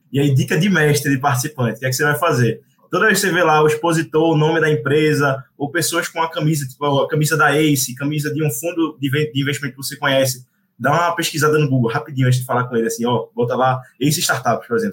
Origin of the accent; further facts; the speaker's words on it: Recife, Pernambuco, Brazil; eu sou de Recife